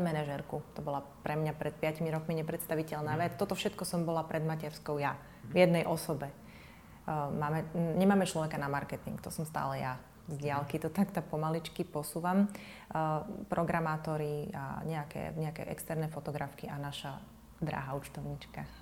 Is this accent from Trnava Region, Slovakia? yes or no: yes; Trnava, Trnava Region, Slovakia; v Trnavskom amfiteátri v mojom rodnom meste